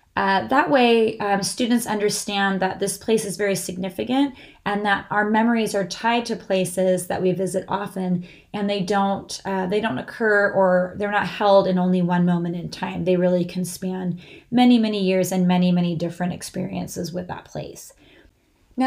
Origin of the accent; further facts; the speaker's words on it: California, United States; growing up in California